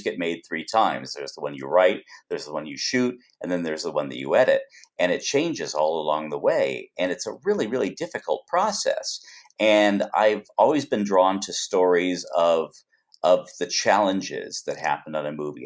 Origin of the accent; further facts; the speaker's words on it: Los Angeles, California, United States; I was born out here in Los Angeles